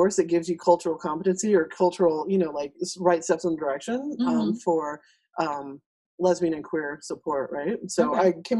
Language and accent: English; El Paso, Texas, United States; I grew up in El Paso, so I'm better off talking to my neighbors in my terrible Spanish